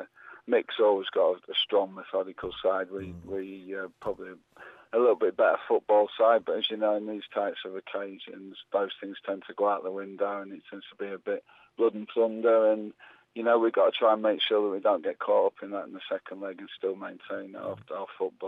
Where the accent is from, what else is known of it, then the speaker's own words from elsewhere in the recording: Grimsby, Yorkshire and the Humber, United Kingdom; I came from Grimsby, you know what it's like there, mate.